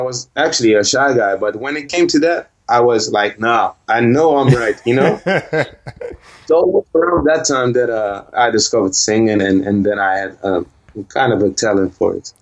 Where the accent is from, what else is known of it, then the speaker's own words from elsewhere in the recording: Rotterdam, South Holland, Netherlands; I was born and raised here in Holland in Rotterdam.